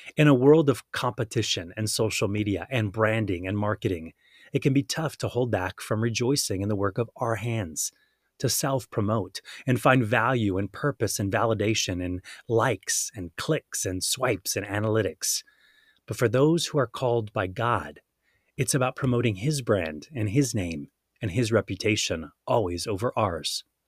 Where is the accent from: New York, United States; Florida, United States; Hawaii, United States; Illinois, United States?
Hawaii, United States; also born or lived in San Diego, California; I was born in San Diego, California, and we moved to Hawaii when I was five years old